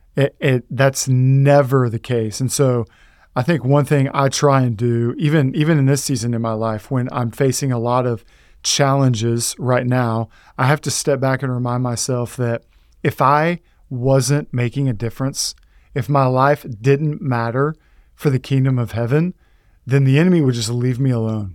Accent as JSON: {"language": "English", "region": "Texas", "country": "United States", "said": "I, I'm from Texas"}